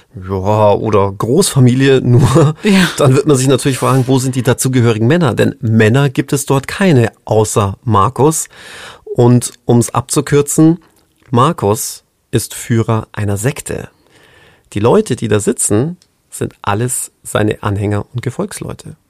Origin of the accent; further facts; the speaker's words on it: British / Englishman, England, United Kingdom; als waschechter Brite Englishman, a gentleman